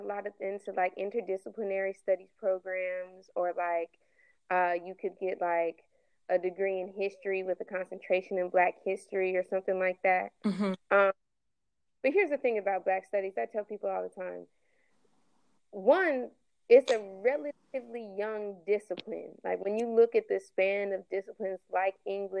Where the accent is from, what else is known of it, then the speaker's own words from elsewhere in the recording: Denver, Colorado, United States; moved away as an adult; now in Atlanta, United States; I'm from Denver, Colorado